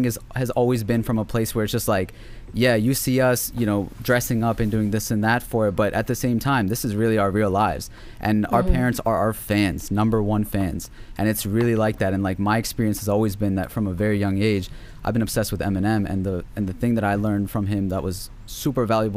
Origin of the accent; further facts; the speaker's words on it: Pakistan; I am from Pakistan. This is my culture